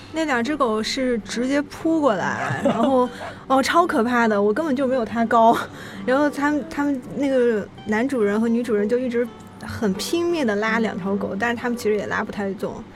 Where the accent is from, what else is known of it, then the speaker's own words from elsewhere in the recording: Chengdu, Sichuan, China; now in Shanghai, China; 因为我老家是成都的